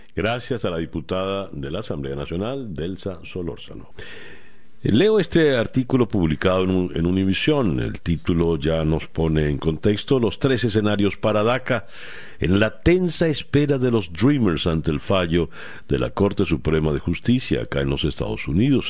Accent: Venezuela; now in Miami, United States; a mí como venezolano

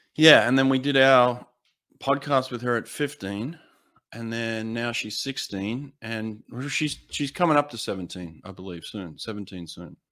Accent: United States; I'm American

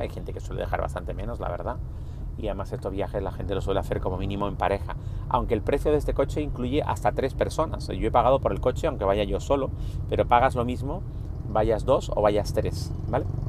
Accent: Spain; Nosotros somos españoles

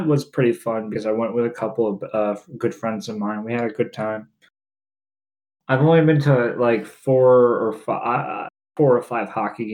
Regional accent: New Jersey, United States; I'm from Jersey

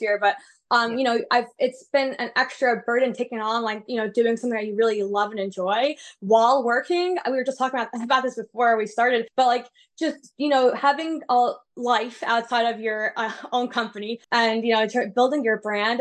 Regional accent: New York City, New York, United States; I grew up in New York City

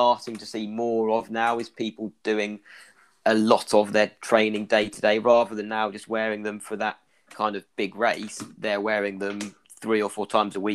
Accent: Ireland; accent: Irish; my Irish accent.

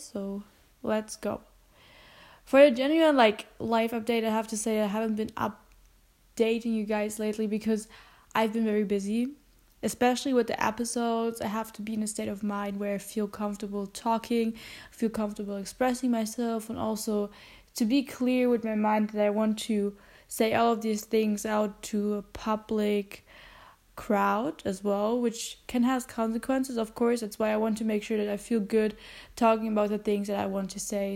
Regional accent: Germany; English is a second language; I'm half German and I'm half Filipino, which means that I have a uh, family also in the Philippines

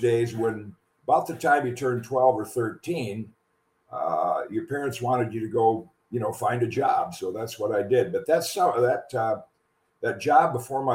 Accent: 4 miles from Hope College, Michigan, United States; the local school 4 miles from my hometown was Hope College

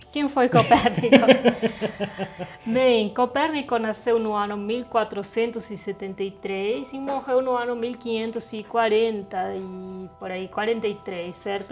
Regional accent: southern Argentina, Argentina; now in Brazil; eu sou do sul da Argentina

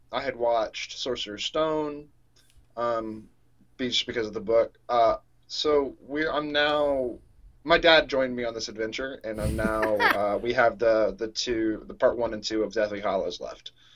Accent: Atlanta, Georgia, United States; born or raised there; now in Tennessee, United States

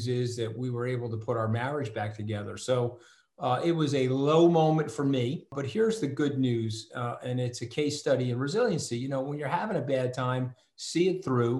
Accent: Port Washington, New York, United States; I'm from Port Washington

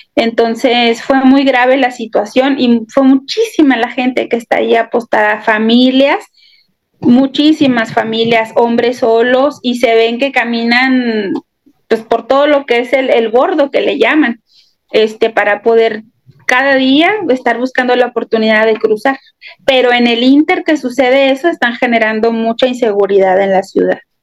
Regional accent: Mexico; now in Ciudad Juárez, Mexico

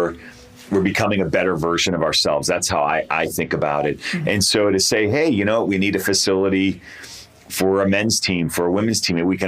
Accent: Boston, Massachusetts, United States; now in Albuquerque, United States; I was raised in the Boston area.

